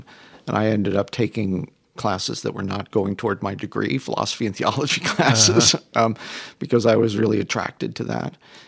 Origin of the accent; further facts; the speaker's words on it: St. Louis, Missouri, United States; Yeah, that's right. I grew up in St. Louis.